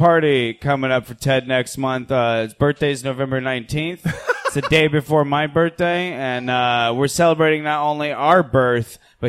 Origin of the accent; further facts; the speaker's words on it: Tampa, Florida, United States; I'm from Tampa